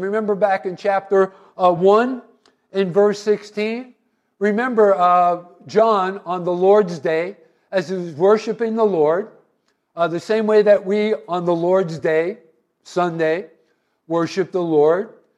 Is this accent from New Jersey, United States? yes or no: yes; New Jersey, United States; I was from New Jersey